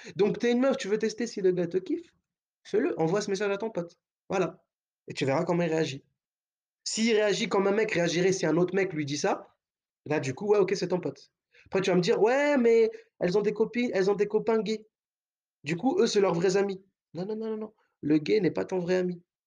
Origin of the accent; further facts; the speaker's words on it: France; on est français.